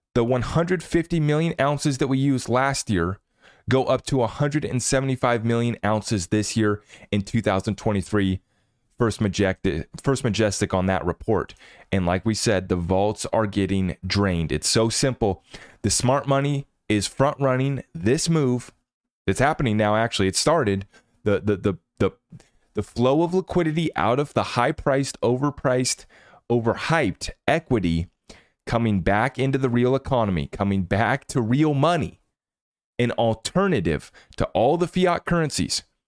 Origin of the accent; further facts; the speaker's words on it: United States; as an American